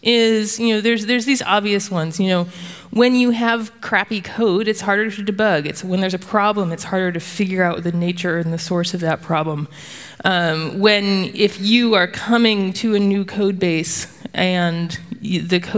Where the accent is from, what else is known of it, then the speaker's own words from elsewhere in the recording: the South, United States; I'm from the South, in the United States